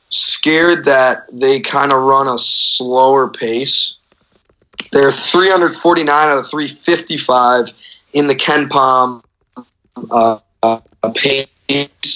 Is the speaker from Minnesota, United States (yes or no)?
yes; Minnesota, United States; we're both from Minnesota